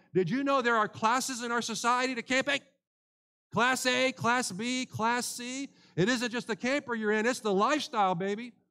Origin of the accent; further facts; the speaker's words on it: United States; as an American